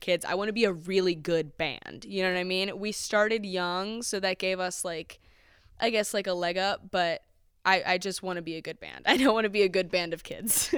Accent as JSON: {"language": "English", "town": "Akron", "region": "Ohio", "country": "United States", "tie": "born or raised there", "said": "I grew up in Highland Square"}